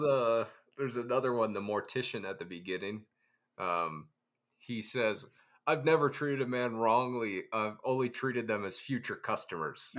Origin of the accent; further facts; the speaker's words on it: Ohio, United States; I grew up in Ohio on a farm